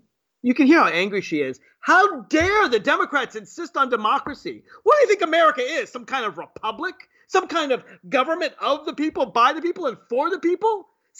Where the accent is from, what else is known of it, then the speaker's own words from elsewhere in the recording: Virginia, United States; but I know in my home state of Virginia, you can actually vote in person